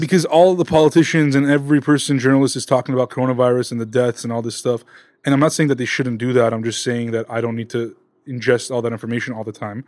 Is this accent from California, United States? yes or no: yes; Los Angeles, California, United States; we're both from Southern California, L A specifically